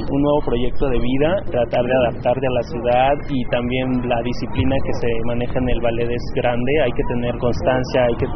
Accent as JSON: {"language": "Spanish", "country": "Mexico", "said": "para mí también como mexicano es algo que me llena mucho."}